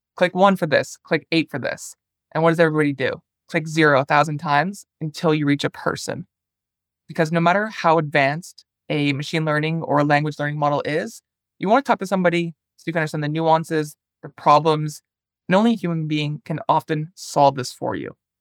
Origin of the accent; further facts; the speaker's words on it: Toronto, Ontario, Canada; also born or lived in northern Finland; now in Finland; I'm originally from Toronto, Canada